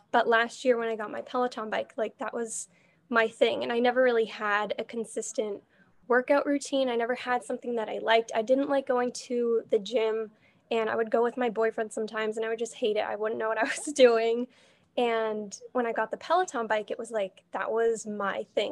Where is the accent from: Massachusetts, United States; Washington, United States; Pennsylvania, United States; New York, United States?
Massachusetts, United States; Boston area; I've grown up here my whole entire life